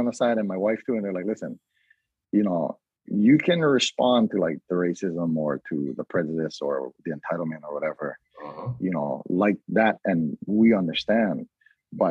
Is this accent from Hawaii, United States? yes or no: yes; Hawaii, United States; I'm not Hawaiian, you know, like, but I am Kamaaina